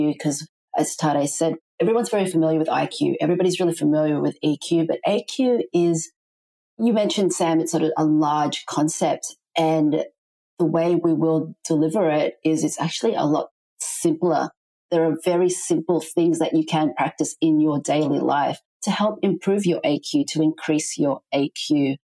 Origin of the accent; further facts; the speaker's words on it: Philippines; my home country of the Philippines